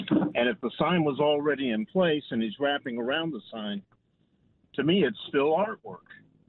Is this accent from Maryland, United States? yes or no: no; California, United States; Well, I grew up in California, but my grandparents and my mom were denizens of the next town east, Abilene.